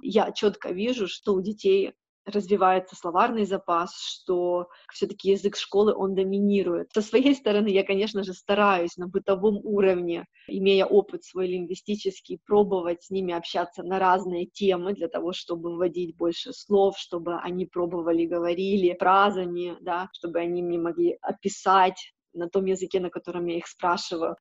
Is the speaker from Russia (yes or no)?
no; Ukraine; first language Ukrainian and Russian; moved away as an adult; also born or lived in Nigeria; now in Netherlands; Я с Украины, поэтому у меня украинский и русский — это родные языки